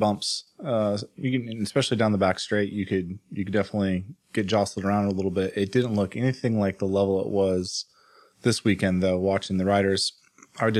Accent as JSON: {"language": "English", "country": "United States", "said": "as an American"}